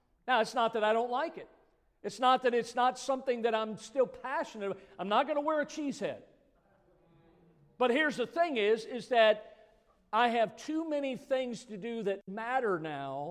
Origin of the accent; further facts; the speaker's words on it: Midwest, United States; we grew up in the Midwest